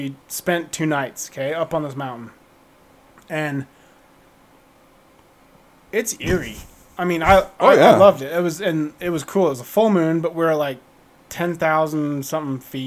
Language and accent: English; Yellowstone, Wyoming, United States; I grew up in Yellowstone